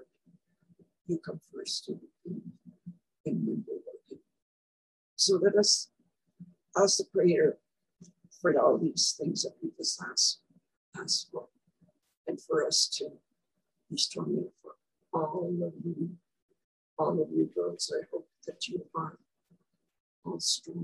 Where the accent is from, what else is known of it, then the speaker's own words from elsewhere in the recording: Saskatchewan, Canada; I was born in Wanneroo, Saskatchewan, and I went to the rest of the school for 8 years in Dublin, Saskatchewan